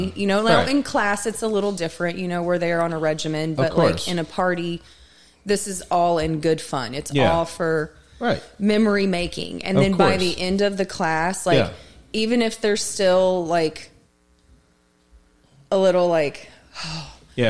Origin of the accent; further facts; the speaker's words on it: Las Vegas, Nevada, United States; They're just it's interesting because I come from Vegas